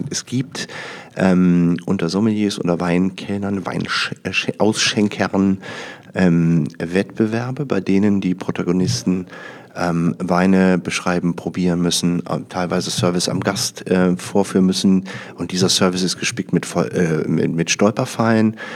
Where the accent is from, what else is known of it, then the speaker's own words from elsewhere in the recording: North Rhine-Westphalia, Germany; moved away; ich komme aus dem Rheinland ursprünglich, also rund um Düsseldorf, Niederrhein.